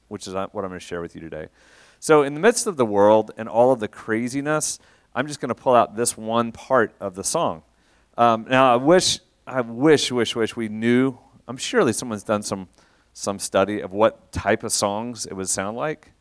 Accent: Shawnee, Oklahoma, United States; moved away as an adult; also born or lived in Russia / Atlanta / London; now in Oklahoma City, United States; I'm from Shawnee originally. Um, I grew up, uh, in Shawnee, went to O B U

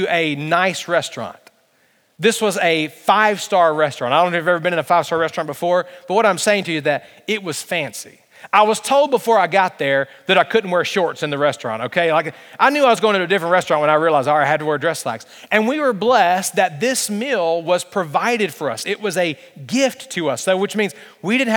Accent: Alabama, United States; I'm from Alabama

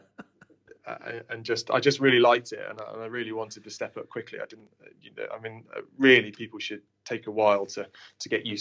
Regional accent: Lincolnshire, East Midlands, United Kingdom; we're from Lincolnshire

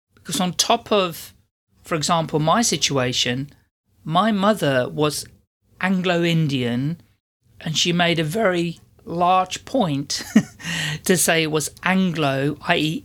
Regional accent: Netherlands; first language Dutch; English is a second language; moved away as an adult; now in United Kingdom; I've lived in the U K for forty-five years, but I'm not English. I'm Dutch.

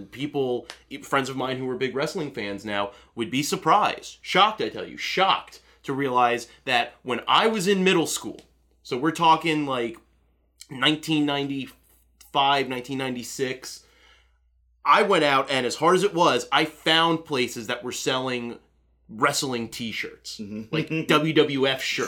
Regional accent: Orlando, Florida, United States; I grew up in Central Florida, which, you know, Orlando area

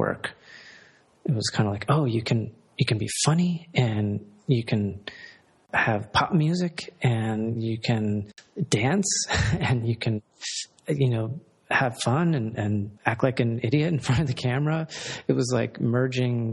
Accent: Columbia, Maryland, United States; I'm from Columbia, Maryland, and that is considered a suburb of both Baltimore and Washington

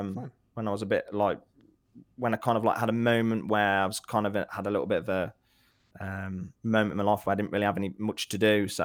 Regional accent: Nuneaton, West Midlands, United Kingdom; Nuneaton, yeah.

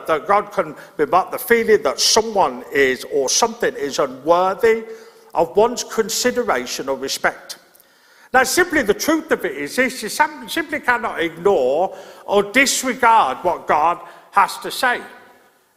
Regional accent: Birmingham, West Midlands, United Kingdom; moved away; I grew up in Birmingham

